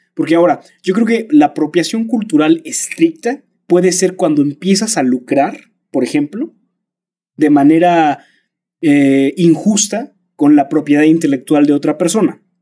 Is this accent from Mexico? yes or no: yes; Mexico; sí soy mexicano